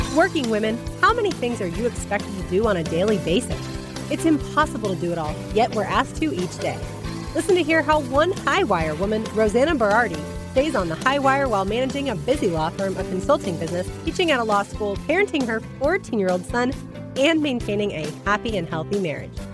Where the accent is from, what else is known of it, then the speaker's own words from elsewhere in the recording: Brazil; I was born and raised in Brazil